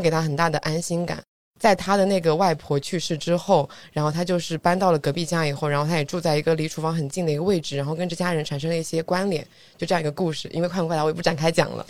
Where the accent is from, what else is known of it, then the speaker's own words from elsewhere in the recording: Zhuji, Zhejiang, China; moved away; 我的老家是诸暨